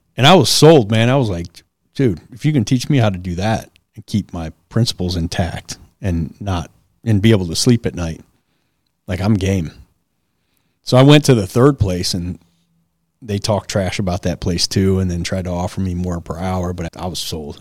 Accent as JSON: {"language": "English", "town": "Detroit", "region": "Michigan", "country": "United States", "tie": "born or raised there", "said": "Southwest Detroit. For those of you who know Detroit, I grew up off"}